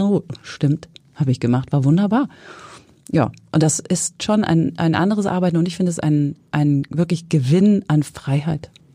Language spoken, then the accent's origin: German; Hesse, Germany; now in Hamburg, Germany; ich komme aus Hessen